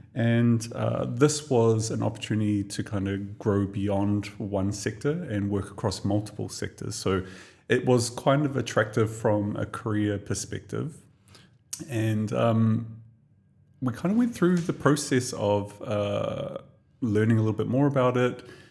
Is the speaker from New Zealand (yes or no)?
yes; Tokomaru Bay, Gisborne, New Zealand; moved away as an adult; now in Dubai, United Arab Emirates; a little tiny little town on the east coast of the North Island of New Zealand called Tokomaru Bay. So that's where I was born and raised